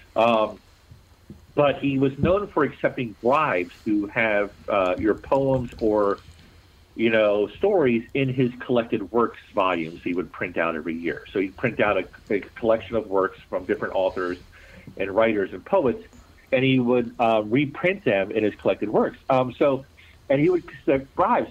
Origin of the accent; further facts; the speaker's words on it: Baltimore, Maryland, United States; accent: Baltimore; it is my hometown. I was born and raised in Baltimore City